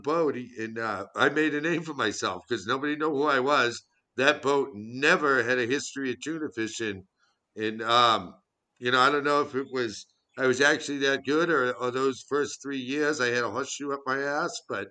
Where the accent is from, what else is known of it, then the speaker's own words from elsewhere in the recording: Beverly, Massachusetts, United States; I live in Beverly, which is my hometown